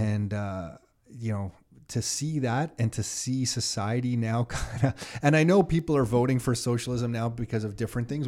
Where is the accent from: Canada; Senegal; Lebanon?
Canada; growing up in Canada